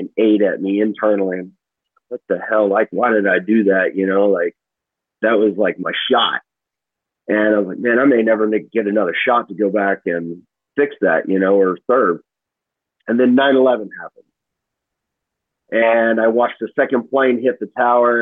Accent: Arkansas, United States; also born or lived in Kansas City, Missouri / St. Louis, Missouri; since I got transferred down here to Arkansas, we've been here since, I want to say, roughly 1991. So I'm pretty much from Arkansas

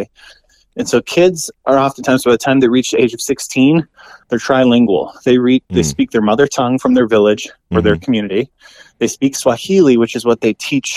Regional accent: United States; I'm an American

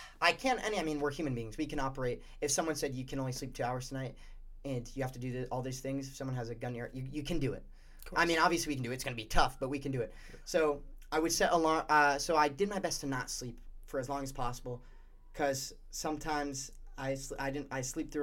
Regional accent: Warwick, Rhode Island, United States; I'm from Rhode Island, Warwick, Rhode Island

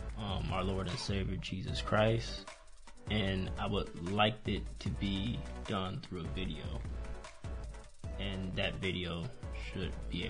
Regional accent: Michigan, United States; now in Texas, United States; 29 years old. I'm born in Michigan, so that's where I'm originally from.

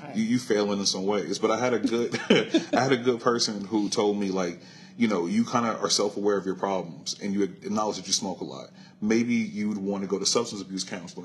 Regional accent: Compton, California, United States; born and raised here in Los Angeles. Compton if you want to be specific

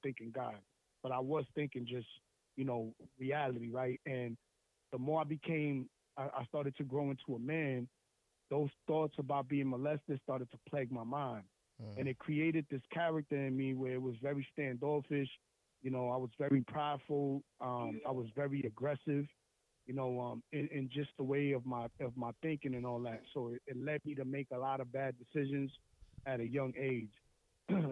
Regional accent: Lawrence, Massachusetts, United States; I'm from this place called Lawrence in Massachusetts. It's like 20 minutes north of Boston. And just a little bit about me. So I grew up, you know, in the project housing

